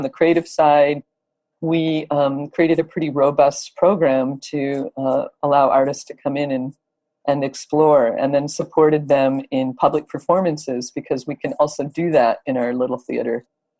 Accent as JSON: {"language": "English", "region": "Michigan", "country": "United States", "also_born_or_lived": "Los Angeles", "moved": "as an adult", "said": "I came from Michigan and moved to LA when I was in my 20s."}